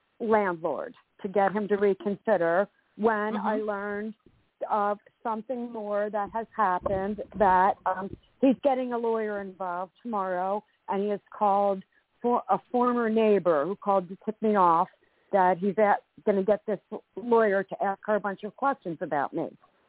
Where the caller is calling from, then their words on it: Vero Beach, Florida, United States; I'm calling from Vero Beach, Florida.